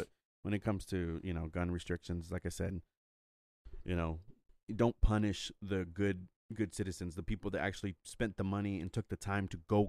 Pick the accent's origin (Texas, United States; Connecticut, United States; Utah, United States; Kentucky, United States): Texas, United States; But don't come over here and try to tell me how to live my life when I was born and raised here.